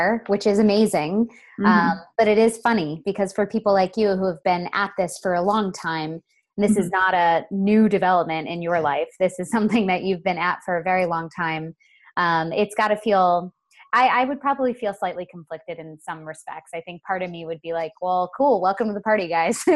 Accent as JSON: {"language": "English", "town": "Sebastian", "region": "Florida", "country": "United States", "moved": "yes", "lives_now": "Los Angeles, United States", "said": "I'm from Sebastian"}